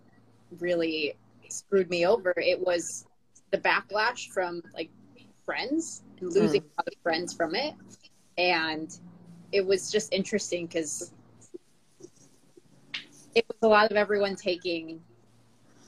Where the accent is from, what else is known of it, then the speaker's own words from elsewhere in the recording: Philippines; first language Tagalog; English is a second language; now in United States; I speak Tagalog and I grew up speaking Tagalog because I was born in the Philippines.